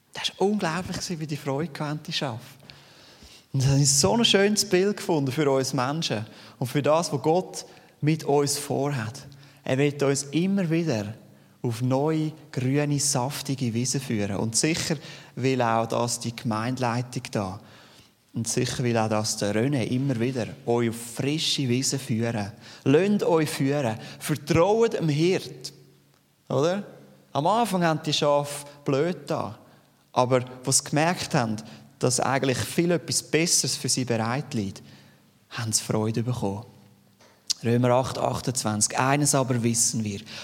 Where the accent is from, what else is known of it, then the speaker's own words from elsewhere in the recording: Steinmaur, Zurich, Switzerland; accent: Zürich Unterland Dialekt; Ich bin aufgewachsen in Steinmur, Zürich Unterland.